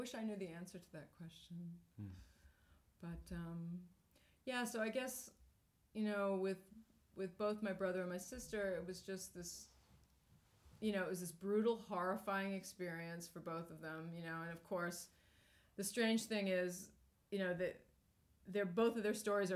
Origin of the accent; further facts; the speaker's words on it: New Hampshire, United States; we grew up in New Hampshire and on a farm